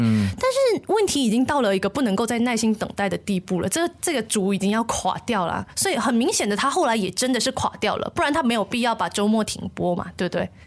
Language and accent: Chinese; Malaysia; 总是在跟别人介绍马来西亚的时候，我们说，哎，这是一个多元文化的国家